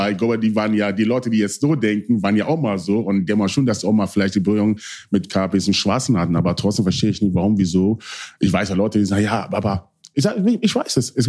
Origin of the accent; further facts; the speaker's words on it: Hanover, Lower Saxony, Germany; ich wollte einfach wieder zu meiner Heimat, Hannover.